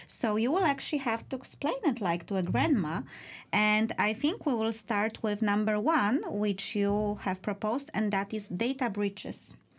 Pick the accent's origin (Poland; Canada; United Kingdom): Poland; because, you know, we are from Poland and we are from a Catholic version of the Christianity, and our priests cannot marry.